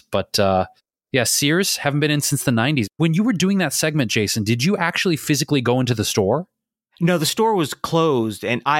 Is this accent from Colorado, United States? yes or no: no; Detroit, Michigan, United States; now in Los Angeles, United States; since I was a child growing up in Detroit